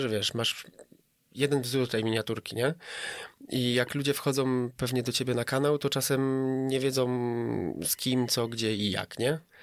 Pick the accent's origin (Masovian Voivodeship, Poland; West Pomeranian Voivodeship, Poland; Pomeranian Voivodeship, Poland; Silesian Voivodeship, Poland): Silesian Voivodeship, Poland; Katowice; Jestem z Katowic ogólnie i tam kręcę i przyjeżdżam tutaj sobie raz na jakiś czas do Artura sobie nakręcić